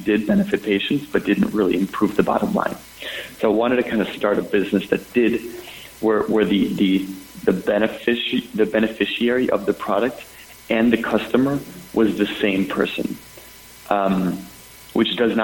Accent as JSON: {"language": "English", "region": "Minnesota", "country": "United States", "tie": "born or raised there", "also_born_or_lived": "Nashville", "moved": "yes", "said": "I grew up in Minnesota"}